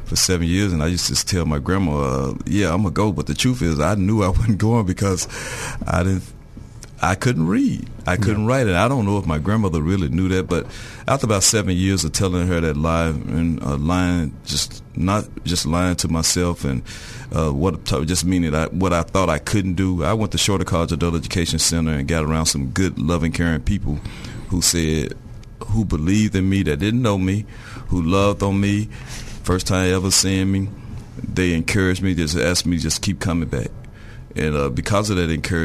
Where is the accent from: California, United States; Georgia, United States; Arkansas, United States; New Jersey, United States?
Arkansas, United States; Little Rock; I'm from Little Rock, Arkansas. I was born and raised.